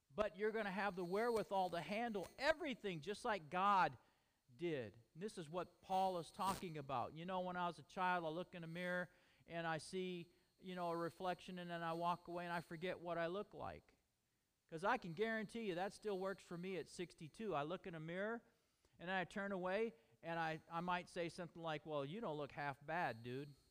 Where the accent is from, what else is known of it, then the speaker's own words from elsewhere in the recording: United States; We are American